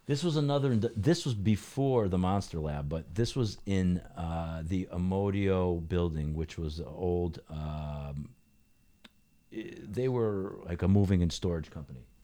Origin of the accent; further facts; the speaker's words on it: New Britain, Connecticut, United States; also born or lived in Hartford; I grew up in New Britain